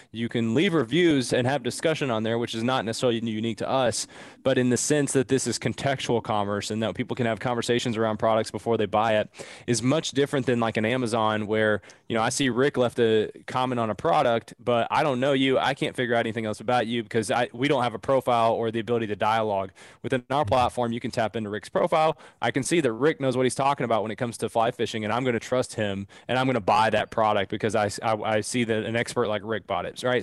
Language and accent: English; Southeastern Kentucky, United States; I'm from Southeastern Kentucky, man, like, grew up really redneck